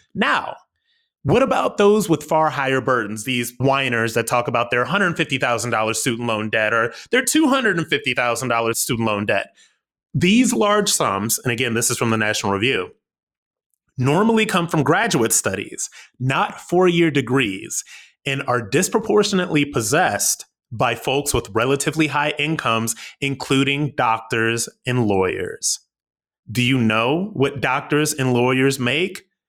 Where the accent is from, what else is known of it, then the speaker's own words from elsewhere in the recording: Akron, Ohio, United States; moved away as an adult; I'm from Akron, Ohio.